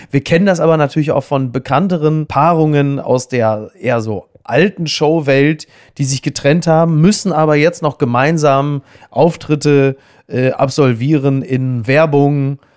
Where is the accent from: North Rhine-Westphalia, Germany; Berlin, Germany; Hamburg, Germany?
North Rhine-Westphalia, Germany; Castrop-Rauxel; aus einer Stadt, die ansonsten auf ähnliche Art und Weise hämisch betrachtet wie meine Heimat Kastrop Rauxel.